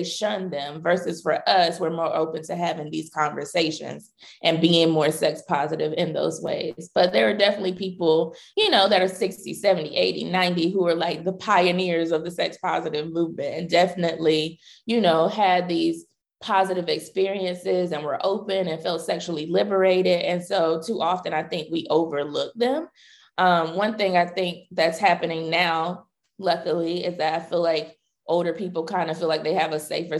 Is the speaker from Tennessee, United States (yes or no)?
no; North Carolina, United States; I grew up in North Carolina, so I was definitely in the Bible Belt.